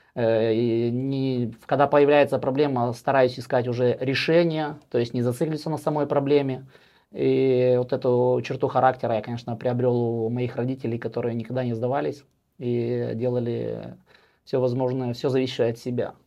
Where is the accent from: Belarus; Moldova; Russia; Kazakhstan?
Moldova; moved away as an adult; now in Sweden